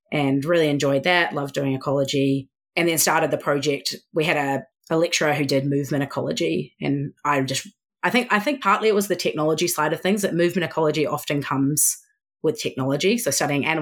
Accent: New Zealand; moved away; it's year 10 here because I'm from New Zealand

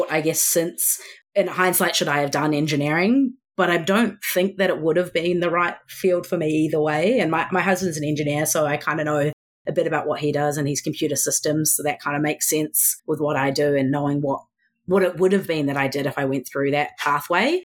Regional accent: New Zealand; moved away; it's year 10 here because I'm from New Zealand

